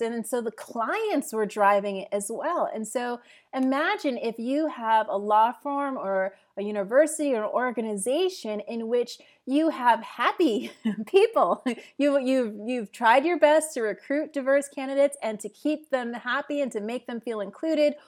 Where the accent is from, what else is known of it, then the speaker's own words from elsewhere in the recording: upstate New York, United States; moved away as an adult; also born or lived in Jamaica; now in Portugal; I was born in Jamaica originally and, uh, moved to the U S with my family when I was three years old to upstate New York